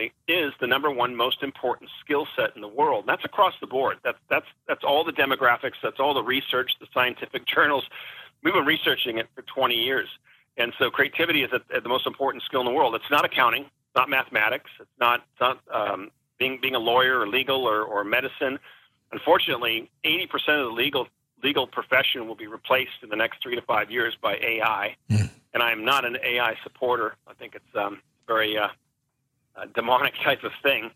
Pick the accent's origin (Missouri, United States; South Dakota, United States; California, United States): California, United States; Newport Beach; moved away as an adult; also born or lived in Wellesley, Massachusetts / San Diego, California; I grew up in Newport Beach, California